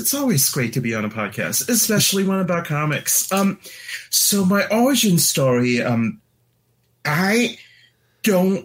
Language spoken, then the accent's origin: English; Hong Kong; also born or lived in Northampton, Massachusetts; now in Seattle, United States; I was born in Hong Kong.